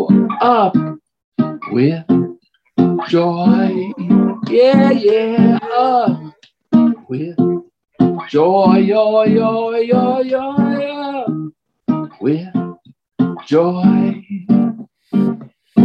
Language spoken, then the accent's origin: English; New York City, New York, United States; moved away; also born or lived in Colorado; I grew up in the South Bronx, so it's South Central Bronx